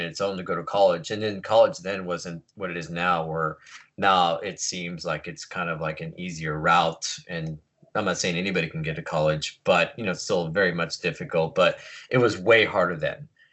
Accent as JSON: {"language": "English", "town": "Long Beach", "region": "California", "country": "United States", "tie": "born or raised there", "also_born_or_lived": "San Francisco", "said": "Born and raised here in Long Beach, uh, first generation"}